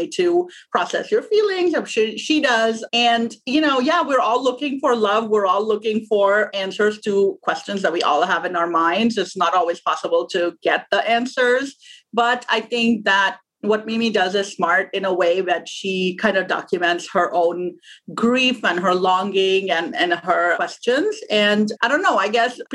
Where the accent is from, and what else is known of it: Pakistan; born or raised there; moved away as an adult; now in United States